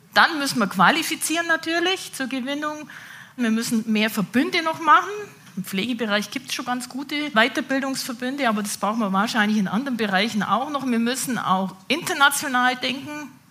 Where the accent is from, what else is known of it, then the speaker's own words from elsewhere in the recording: Allgäu, Bavaria, Germany; ich bin eine echte Allgäuerin. Ich verrate mal jetzt nicht, seit wann ich Allgäuerin bin. Das kann jeder mal rätseln, seit wann ich hier im Allgäu geboren wurde und bin auf dem Bauernhof aufgewachsen